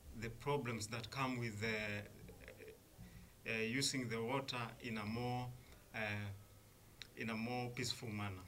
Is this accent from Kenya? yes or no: yes; Kenya; I come from Kenya.